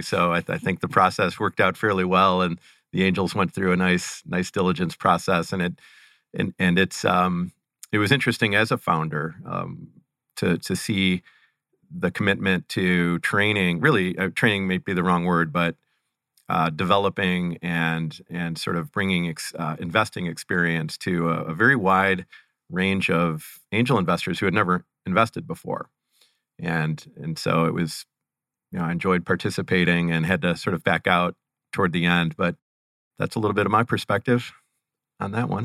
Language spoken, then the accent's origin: English; Cleveland, Ohio, United States; born or raised there